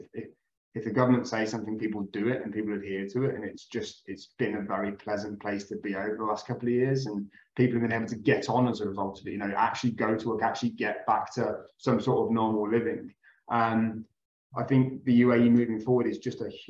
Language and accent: English; Midlands, United Kingdom; moved away as an adult; now in Dubai, United Arab Emirates; I'm originally from the country, for all intents and purposes, in the UK. I come from the very green hills of the Midlands in the UK.